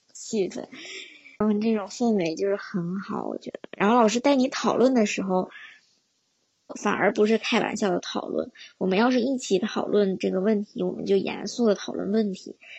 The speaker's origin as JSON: {"language": "Chinese", "country": "China", "moved": "yes", "lives_now": "United Kingdom", "said": "我之前学的英语都是在国内学"}